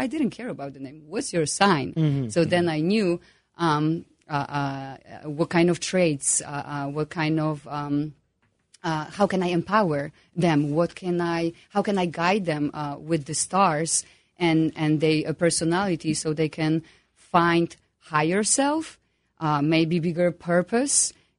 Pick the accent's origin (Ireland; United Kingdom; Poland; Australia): Poland; English is a second language; As you can hear my accent.